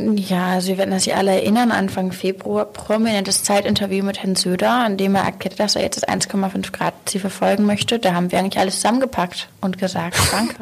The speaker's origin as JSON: {"language": "German", "region": "Hamburg", "country": "Germany", "said": "ich spreche ja schon ja als Hamburgerin"}